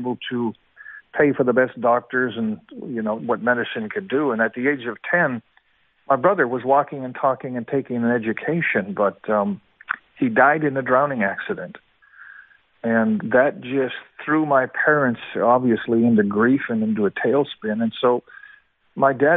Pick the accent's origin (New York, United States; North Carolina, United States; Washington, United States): Washington, United States; Seattle; also born or lived in Kamloops, British Columbia, Canada; I was born in Kamloops, British Columbia, Canada, and at the age of 6 years old, we immigrated to Seattle, Washington.